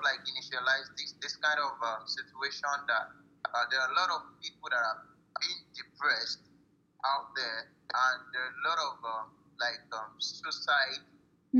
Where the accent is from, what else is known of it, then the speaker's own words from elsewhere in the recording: Nigeria; I'm a Nigerian, West African.